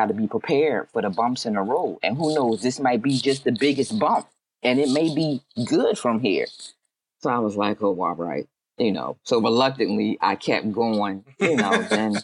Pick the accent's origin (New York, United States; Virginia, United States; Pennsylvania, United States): Pennsylvania, United States; Philadelphia; I'm from Philly.